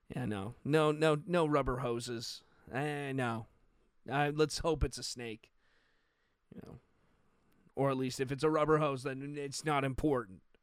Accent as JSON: {"language": "English", "country": "Canada", "said": "being a Canadian"}